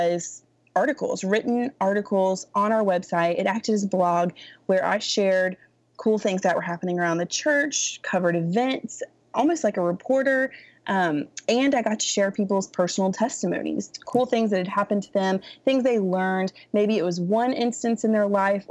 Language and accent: English; Raleigh, North Carolina, United States; now in Dallas, United States; I was born in Raleigh.